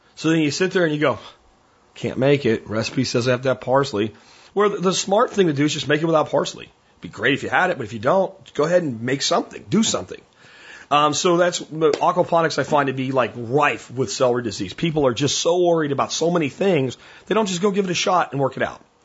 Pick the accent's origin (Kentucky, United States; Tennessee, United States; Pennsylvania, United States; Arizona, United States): Pennsylvania, United States; I grew up in Pennsylvania